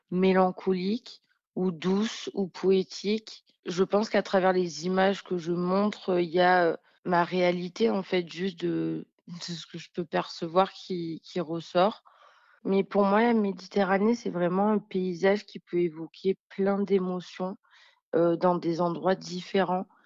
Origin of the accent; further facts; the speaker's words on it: Marseille, Provence-Alpes-Côte d'Azur, France; born there; Je suis née à Marseille et c'est vrai que c'est une ville qui m'a toujours inspirée.